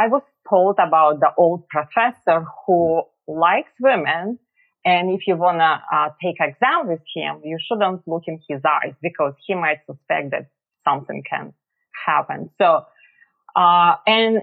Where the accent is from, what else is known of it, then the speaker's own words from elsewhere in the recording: Russia; moved away as an adult; now in Philadelphia, United States; But I was born and raised in Russia. And I moved to America about over 20 years ago